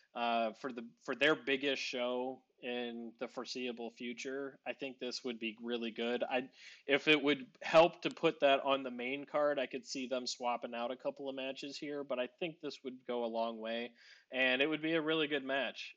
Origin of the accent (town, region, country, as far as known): Northeast Ohio, United States